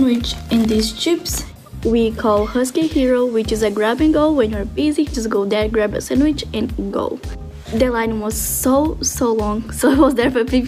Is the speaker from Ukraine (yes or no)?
no; Brazil; moved away as an adult; now in Lincoln, United States; I'm from Brazil